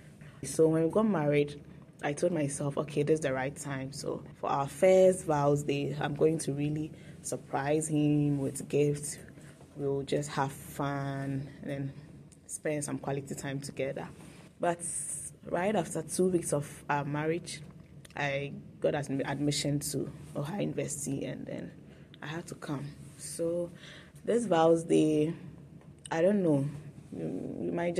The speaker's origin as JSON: {"language": "English", "country": "Ghana", "moved": "as an adult", "lives_now": "Athens, United States", "said": "I am from Ghana."}